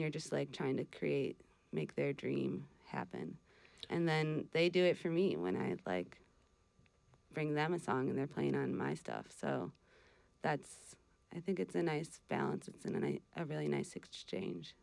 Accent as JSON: {"language": "English", "region": "Wisconsin", "country": "United States", "also_born_or_lived": "Vermont", "moved": "as an adult", "lives_now": "Northeast Kingdom, Vermont, United States", "said": "I'm from Wisconsin, but I grew up coming out to Vermont because my mom's extended family lives out here."}